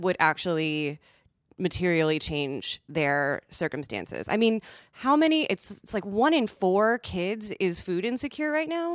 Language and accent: English; Midwest, United States; I'm from the Midwest.